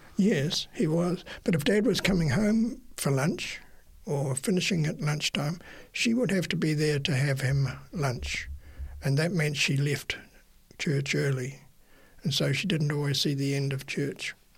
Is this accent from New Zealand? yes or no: yes; Napier, Hawke's Bay, New Zealand; moved away as an adult; also born or lived in Wellington, New Zealand; I grew up um, in Napier, but I moved at 18 to Wellington to attend university